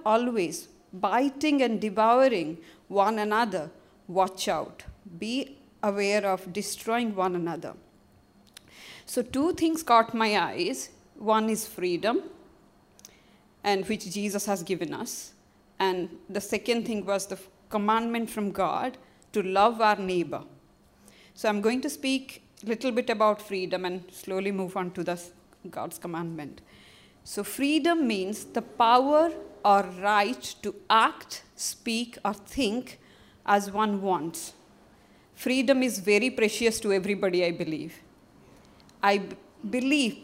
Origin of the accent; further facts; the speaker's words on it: India; moved away; as my color shows, I'm from India